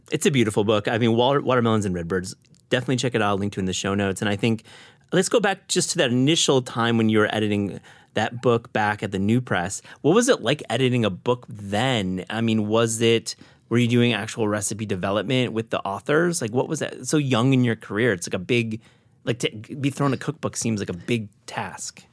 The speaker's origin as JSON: {"language": "English", "region": "Midwest", "country": "United States", "tie": "born or raised there", "said": "I grew up in the Midwest"}